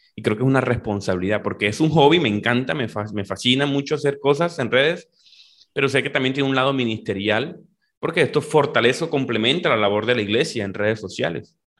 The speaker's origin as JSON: {"language": "Spanish", "town": "Valledupar", "region": "Cesar", "country": "Colombia", "tie": "born or raised there", "said": "yo soy de Valledupar, Colombia. Eh, nací en esta, esta región aquí del norte de Colombia"}